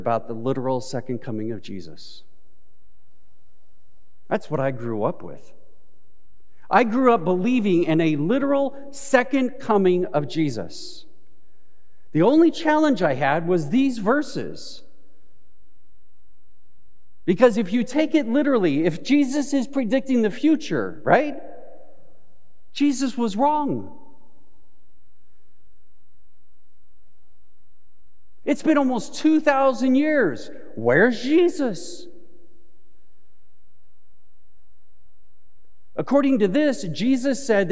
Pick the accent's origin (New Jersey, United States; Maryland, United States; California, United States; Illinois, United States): California, United States; Southern; growing up in Southern California to have a water shortage